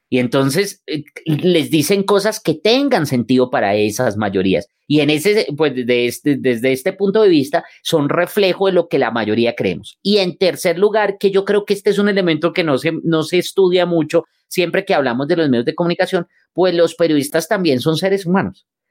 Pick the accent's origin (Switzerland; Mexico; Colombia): Colombia; somos nosotros como colombianos